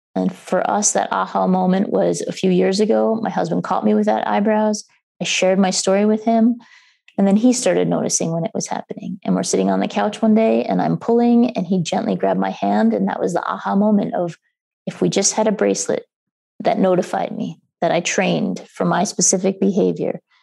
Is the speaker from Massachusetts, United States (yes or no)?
no; New York, United States; moved away as an adult; now in Minneapolis, United States; growing up in New York